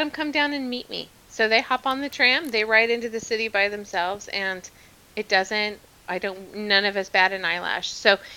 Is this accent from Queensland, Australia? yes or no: yes; Queensland, Australia; born there; now in Melbourne, Australia; No, I was born near Brisbane, actually, up in Queensland.